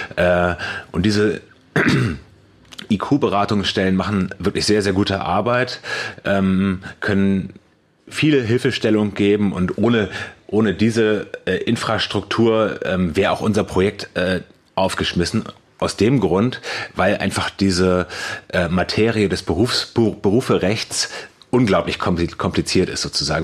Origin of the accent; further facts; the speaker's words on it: Cologne, North Rhine-Westphalia, Germany; da, wo ich herkomme aus Köln